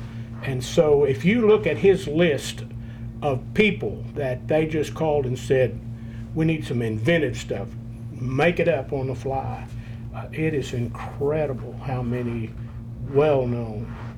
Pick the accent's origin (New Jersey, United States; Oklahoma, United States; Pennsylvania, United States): Oklahoma, United States; Norman; I'm from Norman.